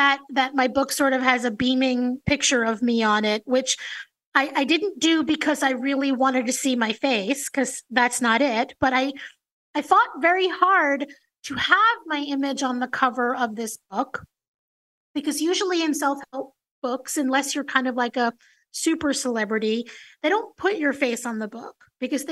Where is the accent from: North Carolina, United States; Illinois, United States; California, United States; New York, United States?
New York, United States; New York City; that little girl growing up in New York City